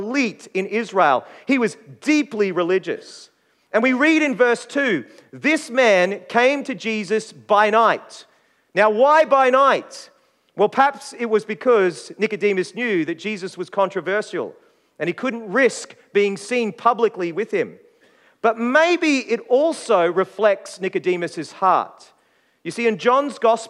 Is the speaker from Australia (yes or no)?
yes; Queensland, Australia; now in South Australia, Australia; as a Queenslander, I grew up watching the State of Origin